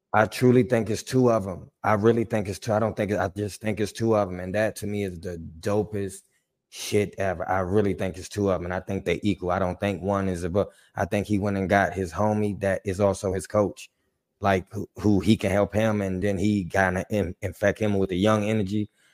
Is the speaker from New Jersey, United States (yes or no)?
no; Washington, District of Columbia, United States; I'm from D C. I, I grew up on Joe Gibbs